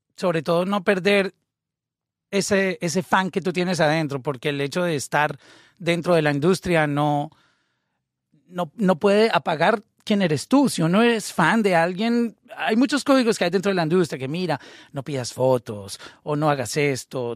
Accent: Colombia; yo fui de Colombia en, en esa época

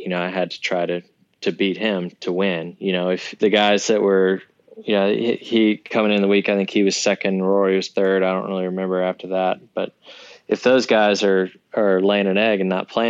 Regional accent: Georgia, United States; growing up in Georgia, being a golfer

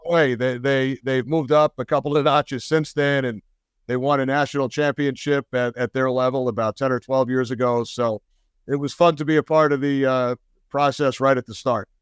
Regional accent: Port Washington, New York, United States; also born or lived in Manhattan, New York / Woodmere, New York; Grew up on Long Island

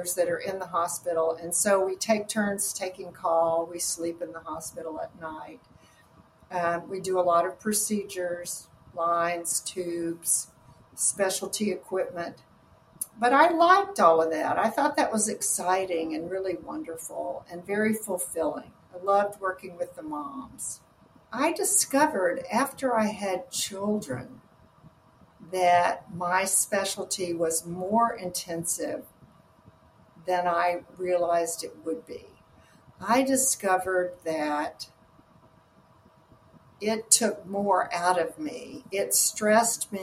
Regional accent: the South, United States; now in Austin, United States; growing up in the South

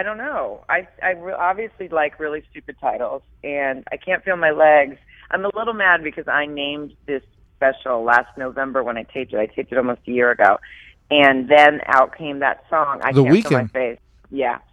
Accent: Arkansas, United States; also born or lived in Dallas, Texas; I grew up in the South. I grew up in Arkansas after moving there from Dallas after the family broke up

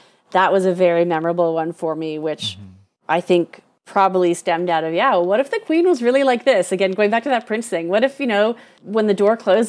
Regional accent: Canada; I'm Canadian.

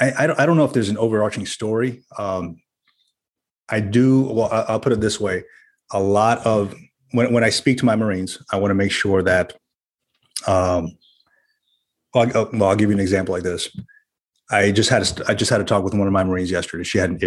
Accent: New Jersey, United States; also born or lived in Central Florida; Well, I'll tell you, man, I grew up in Jersey and a little bit in Florida, Central Florida.

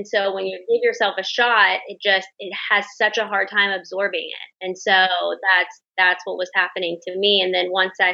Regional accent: the South, United States; I'm from the South.

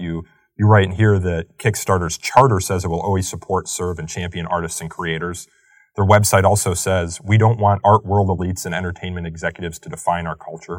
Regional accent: Chicago, Illinois, United States; moved away; Chicago, my hometown

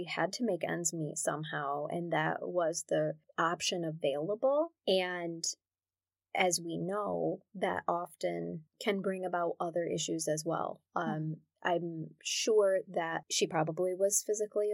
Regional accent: United States; I'm American

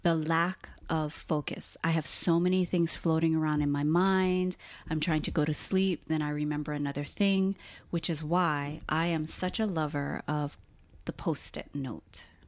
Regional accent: Hawaii, United States; also born or lived in Southern California; now in Portland, Oregon, United States; people like us who were both born and raised in Hawaii, and then we lived in California for a long time

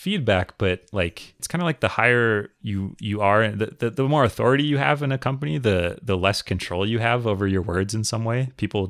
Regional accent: Minnesota, United States; I grew up in Minnesota.

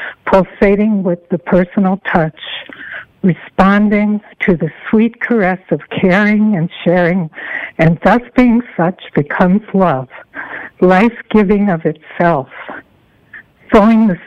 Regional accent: Chicago, Illinois, United States; moved away as an adult; also born or lived in East Coast; now in California, United States; I grew up in Chicago, as you know, and I was in the heartland. I've lived in California since 1982.

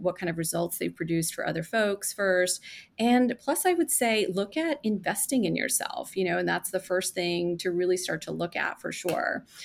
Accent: India; moved away; I was born in India. And I lived with my grandmother

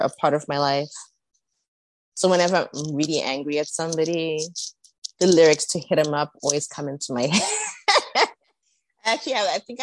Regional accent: South Africa; moved away as an adult; also born or lived in Zimbabwe / Philadelphia, United States; I'm from South Africa

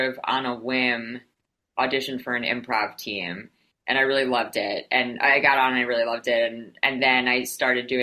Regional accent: New York City, New York, United States; I grew up in New York City

